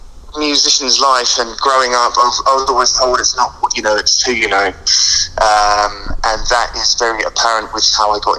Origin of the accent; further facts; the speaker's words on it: Colchester, East of England, United Kingdom; from Essex, a small town called Colchester